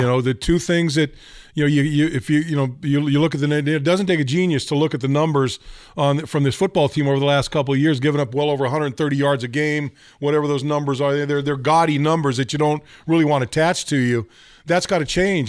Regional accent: Northern California, United States; moved away as an adult; I grew up in Northern California.

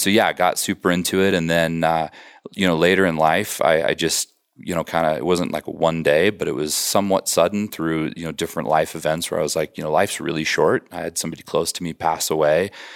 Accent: Colorado, United States; moved away as an adult; also born or lived in Wisconsin; I grew up in Colorado

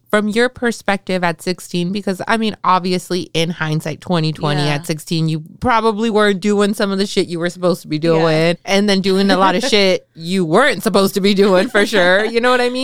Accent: Salinas, California, United States; I grew up in East Salinas in the 90s

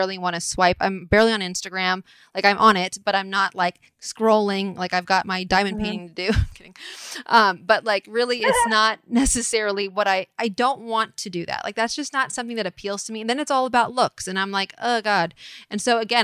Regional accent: Atherton, California, United States; I was raised right in Atherton.

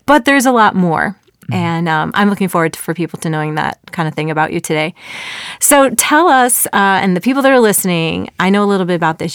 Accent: Chicago suburbs, Illinois, United States; moved away as an adult; also born or lived in Texas; We found out we were both born and raised in the Chicago suburbs

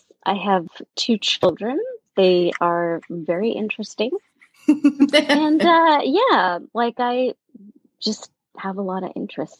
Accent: New York City, New York, United States; moved away as an adult; also born or lived in Dallas-Fort Worth, Texas; now in New Jersey, United States; I grew up and lived most of my life, I think I can still say that, in Brooklyn, in New York City, where I went to school and undergraduate, and I got my PhD at NYU. So I left briefly and lived in Texas for a while.

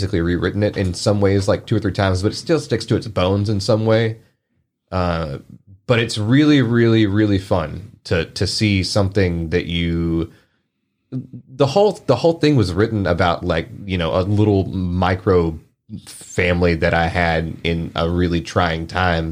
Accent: United States; We grew up in DeSoto County, and... it's bad down there.

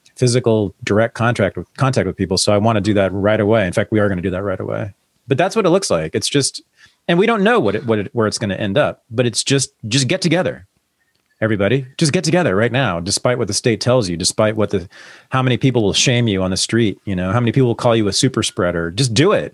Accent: San Francisco Bay Area, California, United States; I grew up here

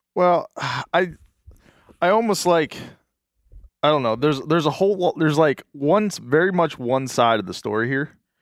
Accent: Pennsylvania, United States; growing up in Pennsylvania

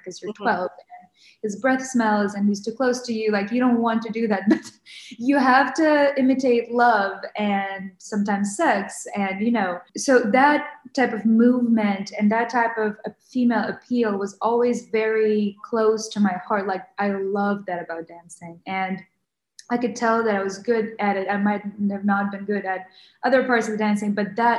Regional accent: Ukraine; moved away; also born or lived in Western Ukraine / Kyiv; I grew up in Western Ukraine, so I was born and I grew up in Kyiv, but until I was 8 years old, I was in Western Ukraine

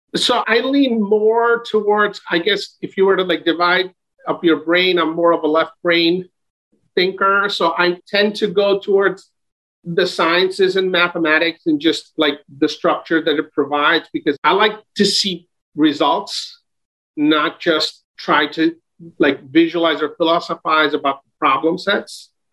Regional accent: New York City, New York, United States; also born or lived in Brooklyn, New York; I grew up in Queens, in Jackson Heights and Elmhurst

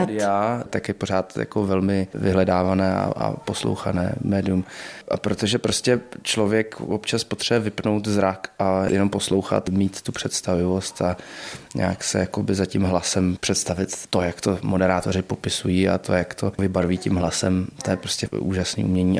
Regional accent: Prague, Czechia; jsem Pražák

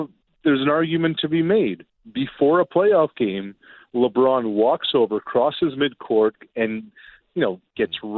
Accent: Canada; being Canadian

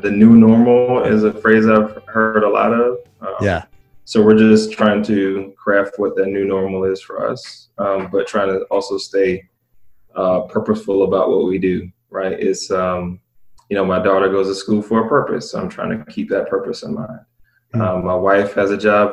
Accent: Columbia, South Carolina, United States; also born or lived in Tampa, Florida; I was born in Tampa, Florida. I claim Columbia, South Carolina, just because, you know, that's where I ended up graduating from high school and everything, spent the majority of my youth

